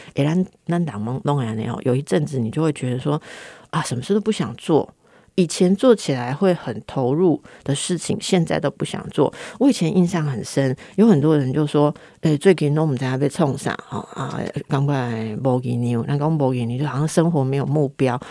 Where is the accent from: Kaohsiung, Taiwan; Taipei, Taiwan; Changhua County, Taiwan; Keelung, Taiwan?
Taipei, Taiwan; 因为我是台北人呐